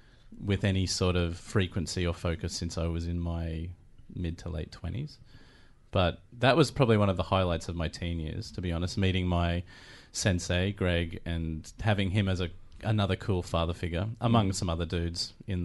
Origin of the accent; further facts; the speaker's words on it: Toowoomba, Queensland, Australia; I grew up in Toowoomba, which is where I studied.